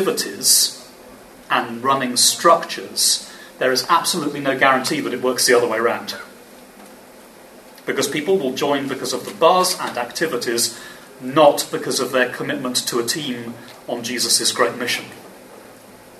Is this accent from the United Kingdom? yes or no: yes; England, United Kingdom; I'm English. Sorry, we're all Brits. I'm English